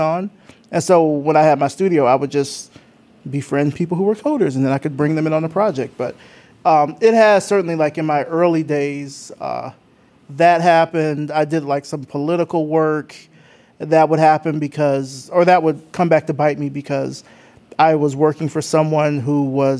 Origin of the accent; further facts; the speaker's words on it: Selma, Alabama, United States; moved away; also born or lived in Atlanta; I'm from Selma, Alabama.